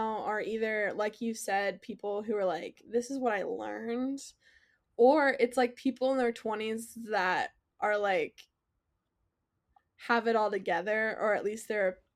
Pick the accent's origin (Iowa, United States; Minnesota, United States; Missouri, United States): Iowa, United States; we are both from Iowa.